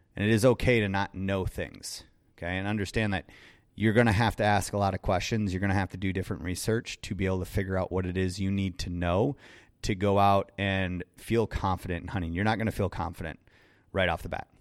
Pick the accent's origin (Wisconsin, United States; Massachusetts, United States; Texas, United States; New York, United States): Wisconsin, United States; I'm from Wisconsin.